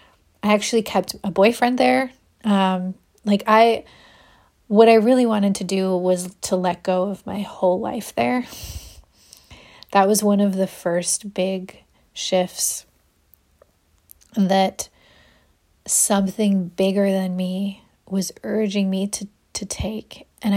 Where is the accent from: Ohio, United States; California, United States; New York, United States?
Ohio, United States; now in Austin, United States; When I moved to Austin, I came from Ohio. I was a public school art teacher there.